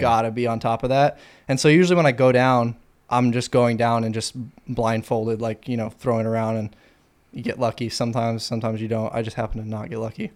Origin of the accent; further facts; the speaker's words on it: Fort Worth, Texas, United States; now in Austin, United States; Fort Worth, Texas.